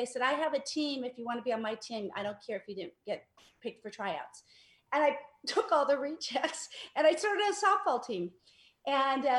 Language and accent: English; Los Angeles, California, United States; I grew up in Mar Vista.